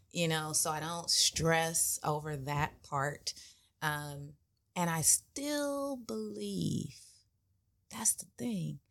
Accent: Inglewood, California, United States; I grew up in Inglewood

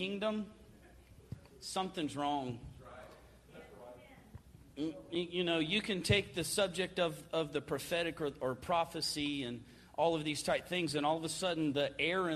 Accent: Florida, United States; I'm from Florida

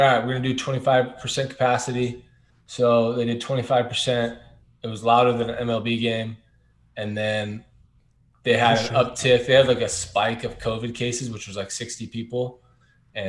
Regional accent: Anaheim, California, United States; I was born and raised in Anaheim, never left.

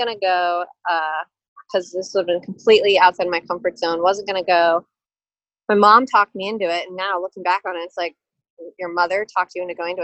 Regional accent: Hood River, Oregon, United States; moved away as an adult; now in Spokane, United States; So I grew up in Hood River, Oregon, which is about 60 miles east of Portland, Oregon, right on the Columbia River.

